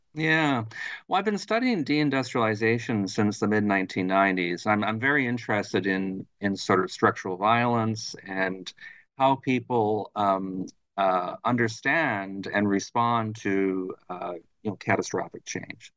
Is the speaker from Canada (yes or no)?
yes; Thunder Bay, Ontario, Canada; moved away as an adult; also born or lived in Ottawa; now in Montreal, Canada; I'm originally from Thunder Bay, Ontario, which is right on, on the north shore of Lake Superior